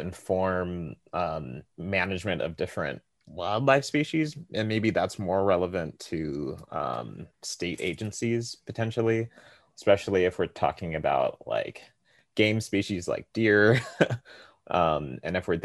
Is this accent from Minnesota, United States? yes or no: no; California, United States; I'm originally from California